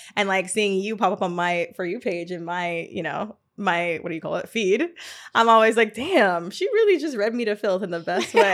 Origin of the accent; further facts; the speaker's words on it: Atlanta, Georgia, United States; now in New York, United States; I'm not from New York, I'm from Atlanta.